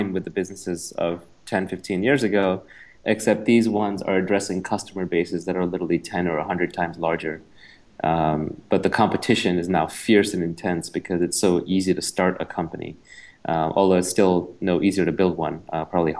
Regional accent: New York City, New York, United States; also born or lived in India; I was born in India, moved to New York with my family when I was 9, grew up in New York City

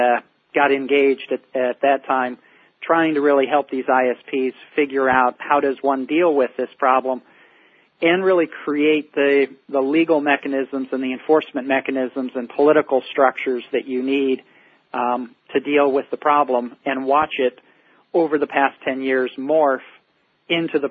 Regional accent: Indianapolis, Indiana, United States; moved away as an adult; also born or lived in California / Washington, D.C.; I'm a Midwestern boy, born and raised in Indianapolis, Indiana

